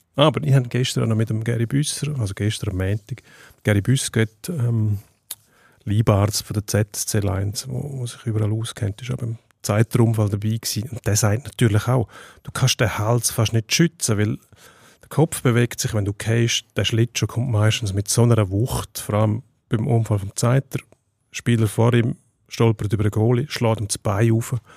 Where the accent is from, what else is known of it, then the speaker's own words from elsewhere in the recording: Switzerland; bei uns in der Schweiz